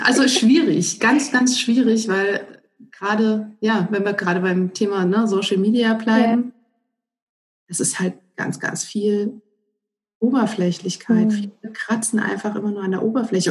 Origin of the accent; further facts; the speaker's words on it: Northern Hesse, Germany; wir kommen aus Nordhessen